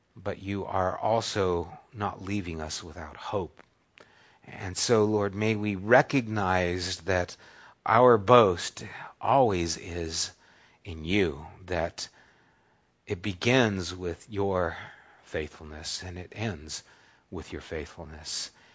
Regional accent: United States; I'm American

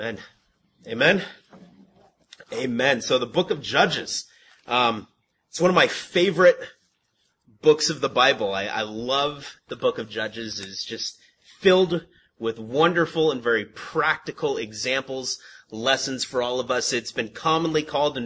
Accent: San Antonio Heights, California, United States; we grew up in San Antonio Heights, right up the hill.

